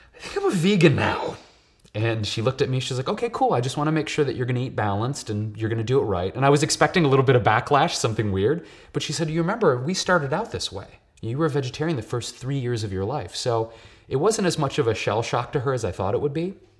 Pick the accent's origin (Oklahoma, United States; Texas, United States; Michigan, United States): Michigan, United States; Detroit; moved away as an adult; now in Los Angeles, United States; I was born and raised in Detroit, um, Puerto Rican and Polish, and, uh, I've been living in L A for about eight years now.